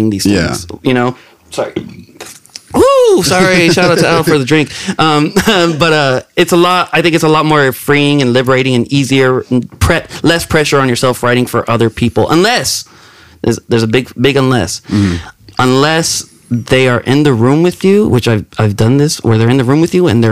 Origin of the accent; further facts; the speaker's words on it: King City, California, United States; moved away as an adult; also born or lived in Salinas, California; now in Humboldt County, United States; if you ask me where you from, King City.